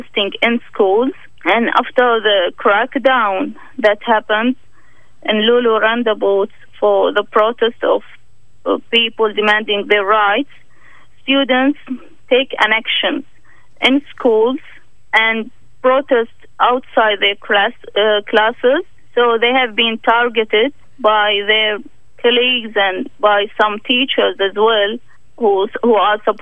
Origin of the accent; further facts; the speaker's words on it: Bahrain; I'm from Bahrain.